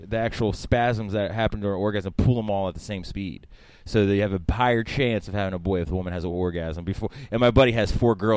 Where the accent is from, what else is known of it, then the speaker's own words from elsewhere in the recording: Frederick, Maryland, United States; also born or lived in Baltimore; I was born in Baltimore, and then we moved to Frederick when I was probably, like, seven.